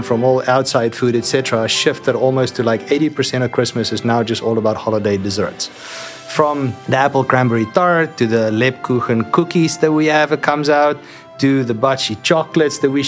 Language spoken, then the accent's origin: English; South Africa; moved away as an adult; now in United States; I grew up in South Africa